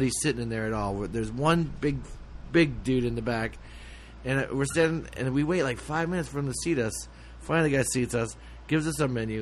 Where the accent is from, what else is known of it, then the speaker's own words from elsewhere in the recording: Midwest, United States; I grew up in the Midwest too